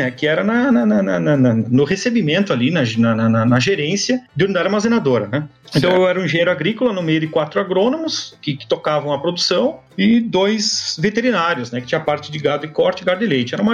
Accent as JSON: {"language": "Portuguese", "town": "Taim", "region": "Rio Grande do Sul", "country": "Brazil", "lives_now": "Porto Alegre, Brazil", "said": "depois fui morar na capital saí do Taim, né, extremo sul do Rio Grande do Sul, para ir morar na capital, em Porto Alegre."}